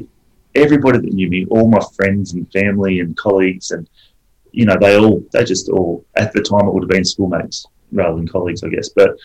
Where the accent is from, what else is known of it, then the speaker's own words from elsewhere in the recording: Adelaide, South Australia, Australia; accent: Adelaide; to be fair, I am actually South Australian, so I have lost my Adelaide accent now, but I am actually South Australian, proud South, by the way.